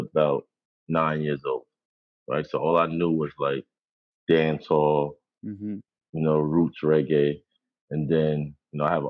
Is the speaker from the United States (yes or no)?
yes; New York City, New York, United States; First off, I'm from Queens. Grew up in Queens, born and raised in Jamaica, Queens